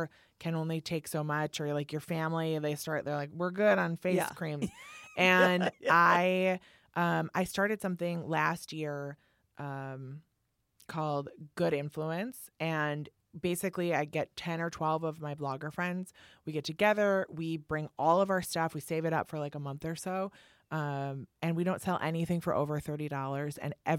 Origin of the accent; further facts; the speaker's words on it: Midwest, United States; as someone growing up in the Midwest, not really in, like, the fashion space